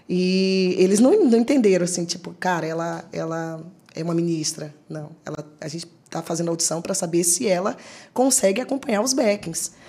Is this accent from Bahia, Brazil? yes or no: yes; Salvador, Bahia, Brazil; moved away; sou de Salvador, Bahia.